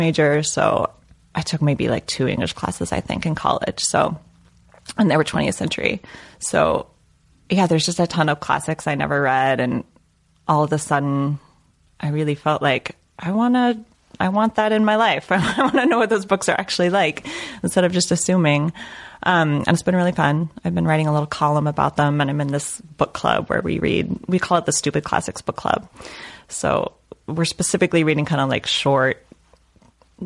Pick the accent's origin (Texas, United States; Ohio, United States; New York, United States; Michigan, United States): Texas, United States; El Paso; I'm from El Paso, Texas.